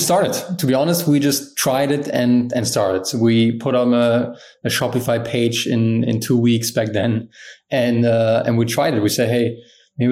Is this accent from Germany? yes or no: yes; Germany; growing up in Germany, I was always an athlete.